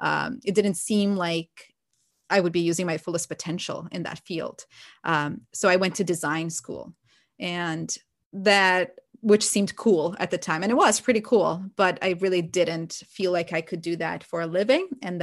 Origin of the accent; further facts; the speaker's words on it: Brazil; English is a second language; I always like wanted to be a teacher, but growing up in Brazil, teachers are not, the teaching profession is not that well respected